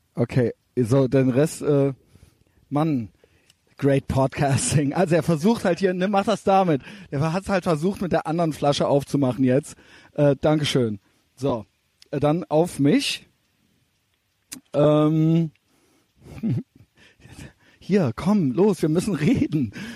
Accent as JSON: {"language": "German", "town": "Cologne", "region": "North Rhine-Westphalia", "country": "Germany", "said": "Wir sind beide aus Köln"}